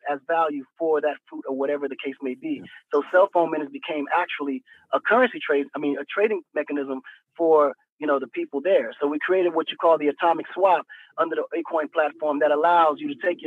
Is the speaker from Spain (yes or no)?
no; Saint-Louis, Senegal; moved away; I was born in St. Louis, Missouri, and raised in Senegal.